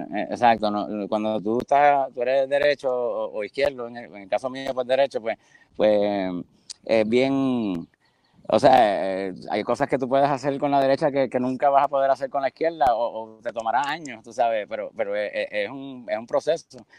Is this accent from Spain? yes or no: no; San Juan, Puerto Rico; moved away as an adult; also born or lived in Boston / Fort Lauderdale; soy de pues, San Juan, Río Piedra, sí, Santurce, eso es como un área ahí